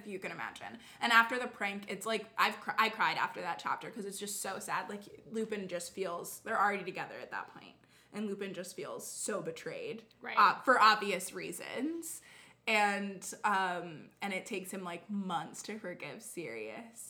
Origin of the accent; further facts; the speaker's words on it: Texas, United States; I'm from Texas